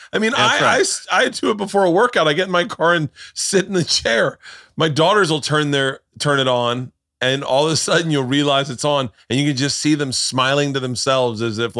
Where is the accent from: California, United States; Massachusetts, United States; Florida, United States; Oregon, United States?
Florida, United States; moved away; I grew up in Florida.